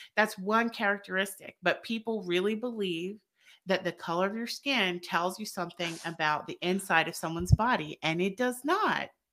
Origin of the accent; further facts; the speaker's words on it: the South, United States; we're both from the South